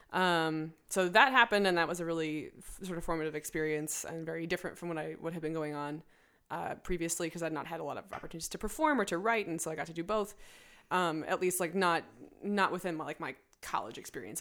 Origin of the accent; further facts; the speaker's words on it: Evanston, Illinois, United States; also born or lived in Chicago; I moved out of my hometown, Evanston.